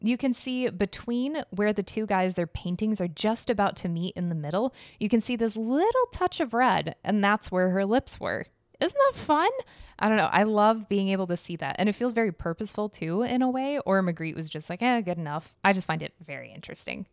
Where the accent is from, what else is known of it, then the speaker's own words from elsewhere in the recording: United States; I'm American.